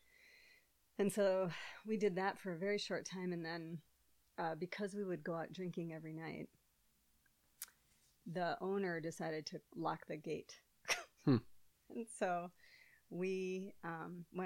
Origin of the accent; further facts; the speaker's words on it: Hopkins, Minnesota, United States; I grew up in Hopkins